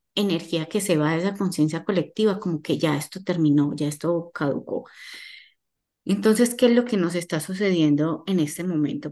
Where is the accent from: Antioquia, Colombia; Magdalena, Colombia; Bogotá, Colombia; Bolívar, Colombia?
Antioquia, Colombia; Medellín; moved away as an adult; now in Miami, United States; Soy colombiana, nací en Medellín, eh, hace 15 años estoy radicada en la ciudad de Miami